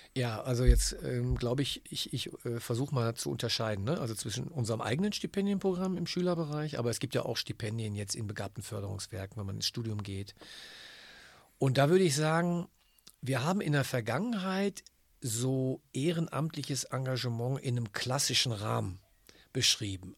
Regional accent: Germany; bei uns in Deutschland

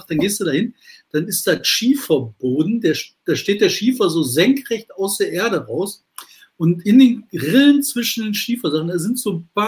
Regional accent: Bottrop, North Rhine-Westphalia, Germany; Also ich komme aus, aus Bottrop, dann zum Münsterland hin, ne, über die Hart geht es dann nach Münster hoch.

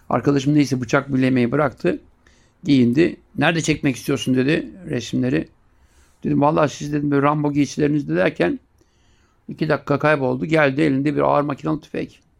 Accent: Siirt, Siirt Province, Turkey; Sen nerelisin dedi. Ben Siirtliyim dedim. Sert dedi orası sert.

